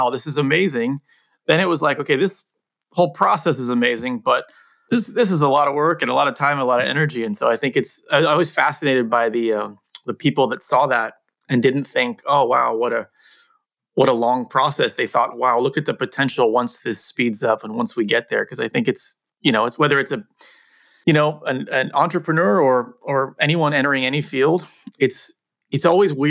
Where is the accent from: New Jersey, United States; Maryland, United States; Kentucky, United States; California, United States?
California, United States; Cupertino; also born or lived in England; when I moved from England to the US when I was 8, and we moved to Cupertino.